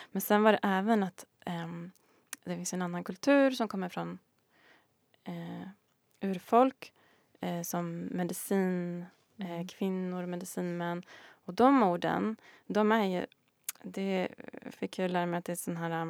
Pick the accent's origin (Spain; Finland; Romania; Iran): Spain; Galicia; now in Sweden; Så när jag var liten i Galicien då var det ju åsnor på